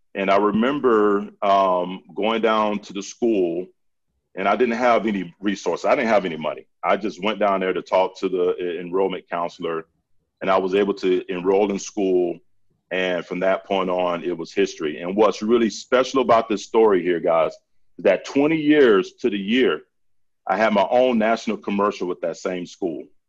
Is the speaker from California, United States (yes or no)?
no; Central Florida, United States; I grew up in Central Florida